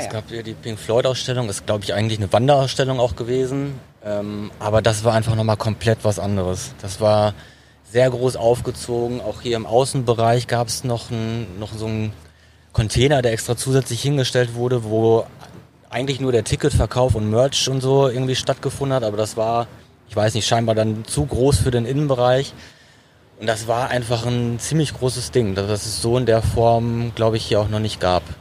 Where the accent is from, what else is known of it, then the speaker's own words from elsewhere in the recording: Dortmund, North Rhine-Westphalia, Germany; Dortmunder und für mich ist es halt wirklich so ein, hat, für mich hat das Dortmunder U so einen Leuchtturmcharakter.